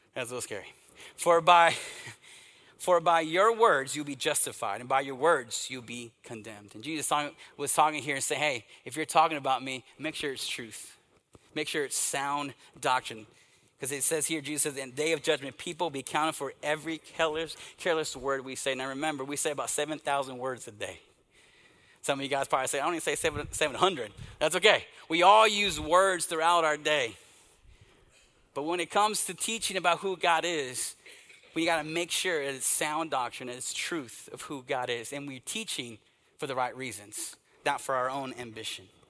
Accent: East Texas, United States; Growing up in the Southern Baptist Church, in this little country church in uh, East Texas

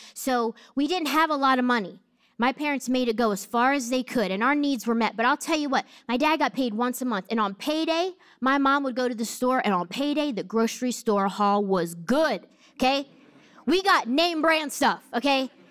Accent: New Jersey, United States; I grew up in Jersey

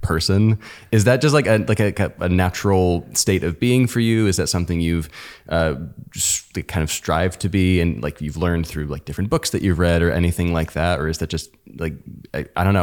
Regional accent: United States; we're American

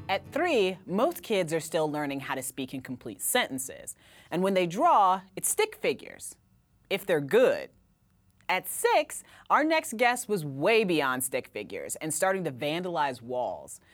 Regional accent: Indiana, United States; now in Brooklyn, United States; I'm from Indiana

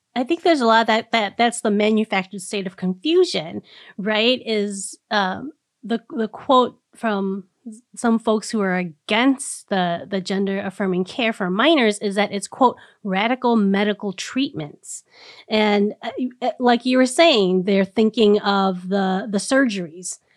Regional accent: Minnesota, United States; as a Minnesotan

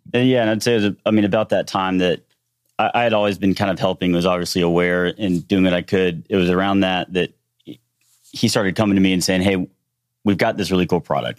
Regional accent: Shreveport, Louisiana, United States; moved away as an adult; also born or lived in Houston; We were born and raised in Shreveport, Louisiana

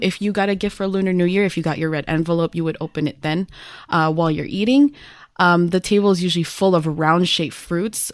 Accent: United States; as a Filipino-American who has been born here

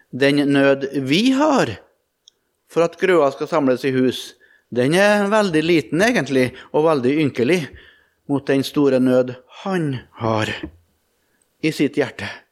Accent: Melhus, Trøndelag, Norway; hjemme i Trøndelag og i Melhus og på Rødde, der jeg vokste opp

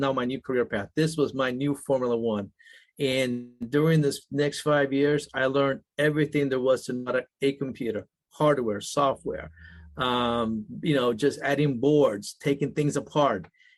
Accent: United States; born there; first language Spanish; English is a second language; And now English is my second language. Even though I was born in the United States, I was very fluent in Spanish. My Spanish was so perfect that you would think I was Argentinian and not an American.

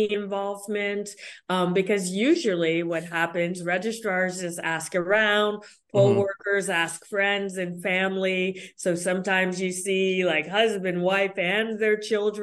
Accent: Connecticut, United States; here in Connecticut, we're the land of steady habits

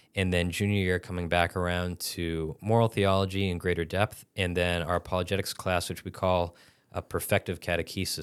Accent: Massachusetts, United States; I'm from Massachusetts originally

